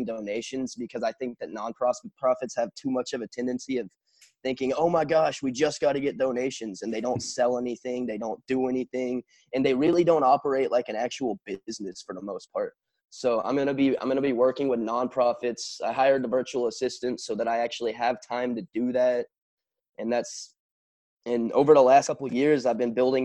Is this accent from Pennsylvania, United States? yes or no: no; Wimberley, Texas, United States; born or raised there